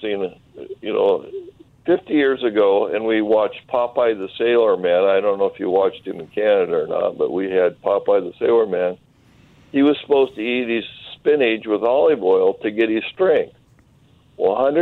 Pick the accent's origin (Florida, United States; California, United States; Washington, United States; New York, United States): Washington, United States; Eastern; I'm from Eastern Washington, and my family had orchards up at Oroville, south of Penticton